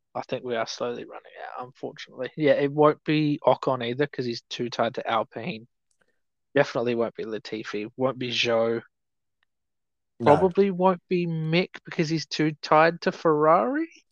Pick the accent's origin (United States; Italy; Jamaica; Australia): Australia; especially not as an Australian